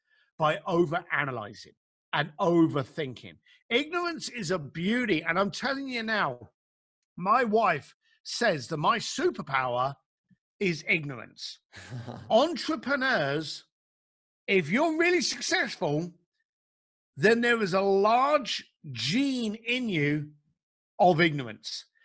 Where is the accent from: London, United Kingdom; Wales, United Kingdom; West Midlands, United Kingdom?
London, United Kingdom; I grew up in East London